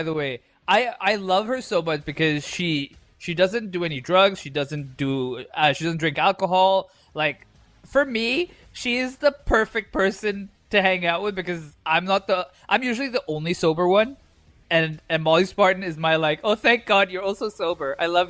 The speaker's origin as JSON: {"language": "English", "country": "India", "said": "Bro, I'm Indian. My mustache grows fast."}